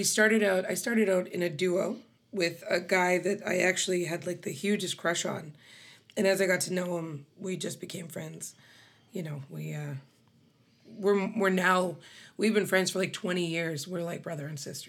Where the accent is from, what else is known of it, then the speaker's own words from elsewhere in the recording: Grande Prairie, Alberta, Canada; also born or lived in Beaverlodge, Alberta / Edmonton, Alberta; It's outside of Grand Prairie, but I was raised in Grand Prairie. But yeah, born in Beaver Lodge.